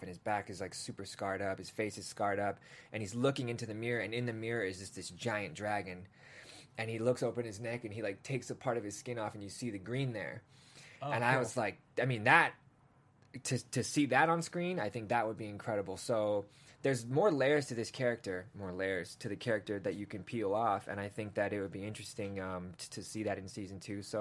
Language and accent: English; England, United Kingdom; born there; Listen, man, I was born in England, man. We just traveled around a lot.